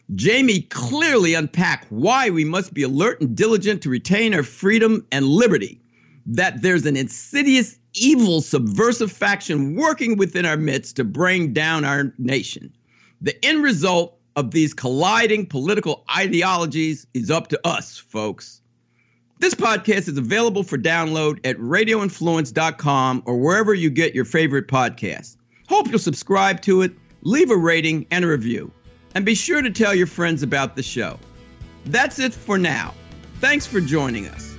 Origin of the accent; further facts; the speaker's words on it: New Jersey, United States; growing up in Jersey